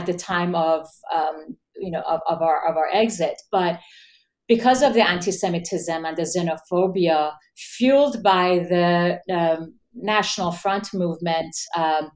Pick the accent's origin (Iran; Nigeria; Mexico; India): Iran; now in United States; getting out of Iran, you know, it was not easy